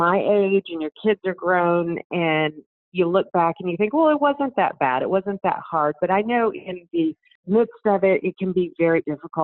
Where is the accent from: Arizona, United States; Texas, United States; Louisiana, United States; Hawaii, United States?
Texas, United States; Dallas; moved away as an adult; also born or lived in Waco, Texas / Colorado Springs, Colorado / Murfreesboro, Tennessee / Gainesville, Florida; now in Austin, United States; I grew up in Dallas